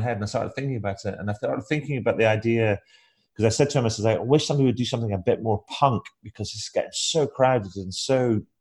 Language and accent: English; Scotland, United Kingdom; now in Brighton, United Kingdom; Originally, I am from Scotland